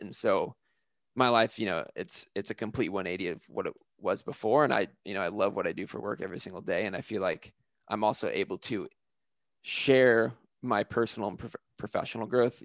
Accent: California, United States; I am originally from California, where I kind of have a lot of my roots of my travel background, and I grew up in a family that was very big into camping

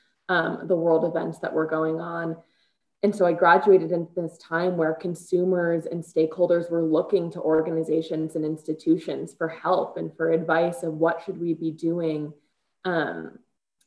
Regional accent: Chicago, Illinois, United States; moved away as an adult; now in Colorado, United States; I'm born and raised in Chicago

